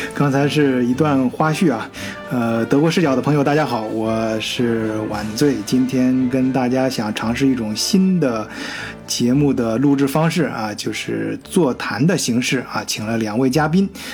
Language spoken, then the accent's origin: Chinese; China; 对于咱中国人来说啊